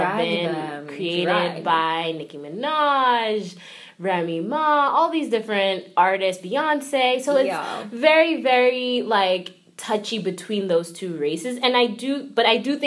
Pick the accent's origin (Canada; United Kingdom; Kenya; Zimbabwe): Kenya; now in New York, United States; I'm from Kenya originally, but I've been in New York for quite some time now